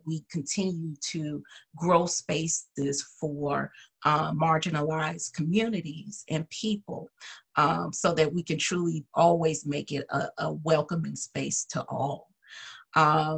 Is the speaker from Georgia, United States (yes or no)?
yes; Atlanta, Georgia, United States; moved away; I'm originally from Atlanta, Georgia, proud Georgian.